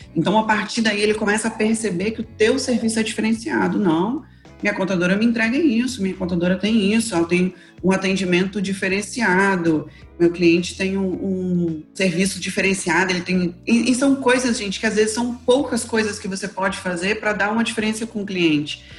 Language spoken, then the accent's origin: Portuguese; Espírito Santo, Brazil; eu sou aqui do Espírito Santo